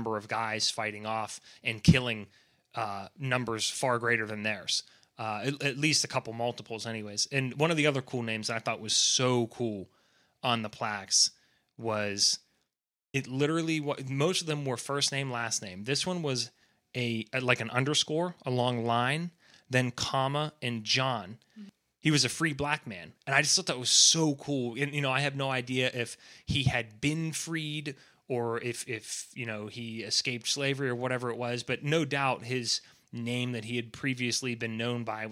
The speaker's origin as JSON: {"language": "English", "country": "United States", "said": "as an American"}